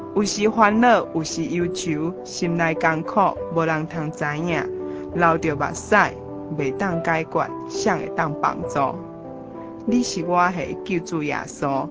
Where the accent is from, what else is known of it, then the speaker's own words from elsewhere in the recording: Taiwan; 其实我也是台湾人，但是是。家里都是讲台语的